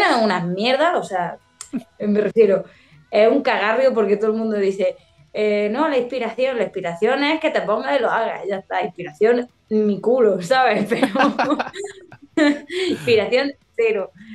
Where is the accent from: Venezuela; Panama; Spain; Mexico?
Spain; Andalusia; yo tengo muchos giros que son de, mi tierra, de aquí, de Andalucía